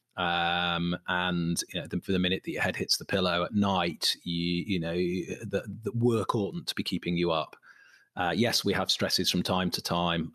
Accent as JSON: {"language": "English", "town": "Manchester", "region": "North West England", "country": "United Kingdom", "said": "I'm from Manchester"}